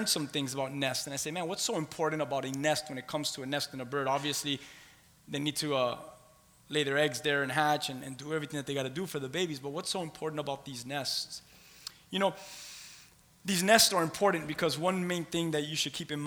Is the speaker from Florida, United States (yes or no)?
yes; Key West, Florida, United States; moved away; I'm from Key West. I'm a conch, C-O-N-C-H, Key West conch